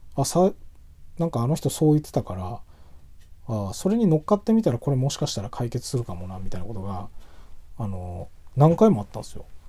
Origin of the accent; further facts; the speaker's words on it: Tohoku, Japan; 東北人として